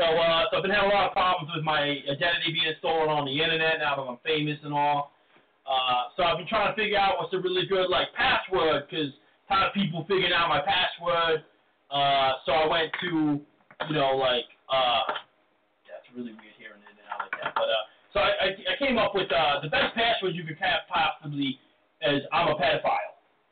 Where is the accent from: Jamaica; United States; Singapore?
United States; Brooklyn, New York; I'm from Brooklyn, so the thing you wouldn't understand.